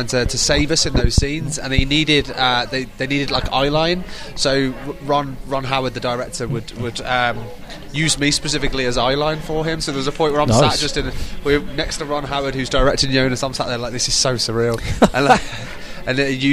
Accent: Birmingham, West Midlands, United Kingdom; now in Liverpool, United Kingdom; I'm from Birmingham originally, but I live in Liverpool

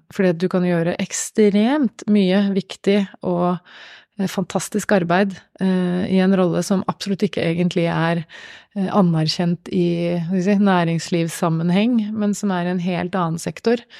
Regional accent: Gjøvik, Innlandet, Norway; på Gjøvik, i min hjemby.

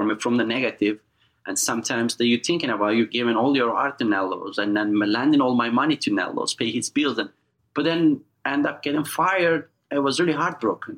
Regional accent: eastern Turkey, Erzincan, Turkey; now in United States; As you know, I'm from Turkey

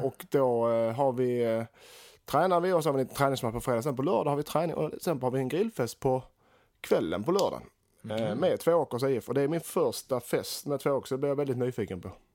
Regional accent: Sweden; som svensk och allsvensk fanatiker

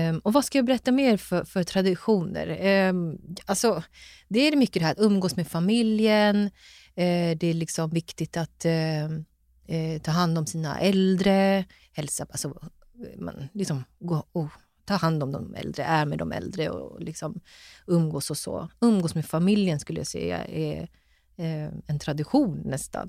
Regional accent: Stockholm, Stockholm County, Sweden; jag är född och uppväxt i Stockholm och bor i Stockholm

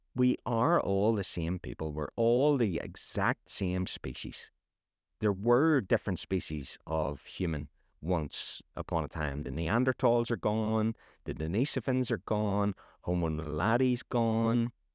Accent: Northern Ireland, United Kingdom; I'm from Northern Ireland

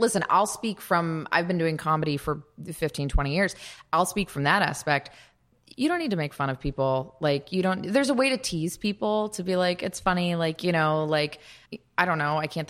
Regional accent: United States; as an American that has only lived in the United States

